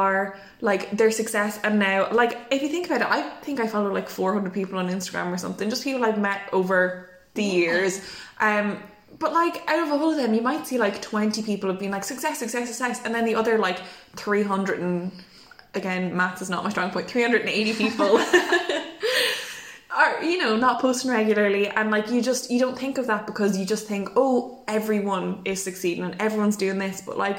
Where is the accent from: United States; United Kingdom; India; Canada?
United Kingdom; England; We did ordinary math. Yeah. We are English people.